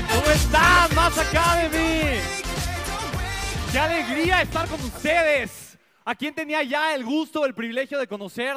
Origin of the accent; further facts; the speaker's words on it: Mexico City, Mexico; Nací en la Ciudad de México